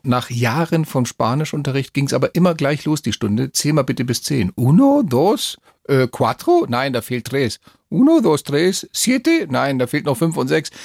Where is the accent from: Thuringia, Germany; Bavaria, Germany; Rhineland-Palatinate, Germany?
Bavaria, Germany; Neu-Ulm; also born or lived in Málaga, Spain; ich bin ja hier in Neu-Ulm groß geworden